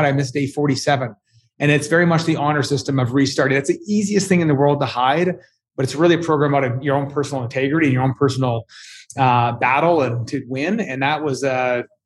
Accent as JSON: {"language": "English", "town": "Edmonton", "region": "Alberta", "country": "Canada", "said": "I'm from Canada. I'm from a colder part of Canada, Edmonton."}